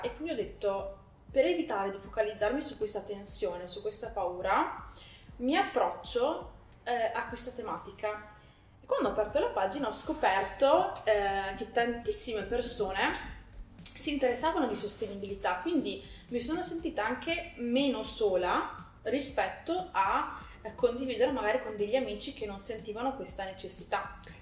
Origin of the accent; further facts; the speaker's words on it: Sommacampagna, Veneto, Italy; also born or lived in Parma / Lake Garda; now in Povegliano Veronese, Italy; sono originaria di Somma Campagna